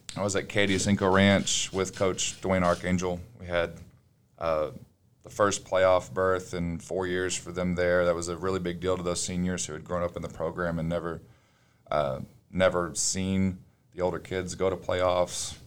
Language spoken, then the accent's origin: English; Nacogdoches, Texas, United States; I grew up in Nacogdoches